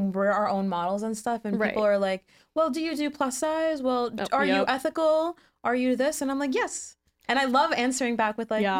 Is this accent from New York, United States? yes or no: yes; Montauk, New York, United States; Montauk, which is my hometown